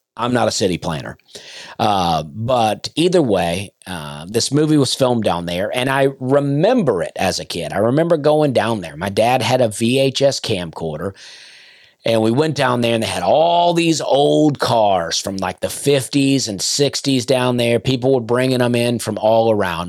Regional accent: Opelika, Alabama, United States; also born or lived in Lafayette, Alabama / Penton, Alabama; I grew up in Opelika, but my parents were divorced and my dad lived right outside of Lafayette in a small community called Pennon

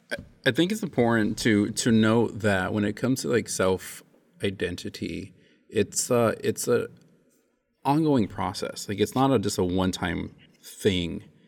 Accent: United States; I was raised in the States.

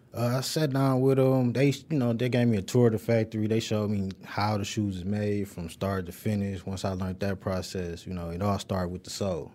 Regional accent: Detroit, Michigan, United States; I'm from the west side. I went to Northwestern and Murray Wright High School, so from the Linwood, Dexter area.

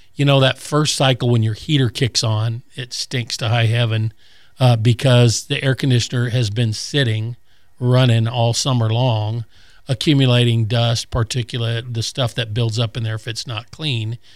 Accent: Colorado, United States; now in Gulf Breeze area, Florida, United States; when I was a kid growing up in Colorado

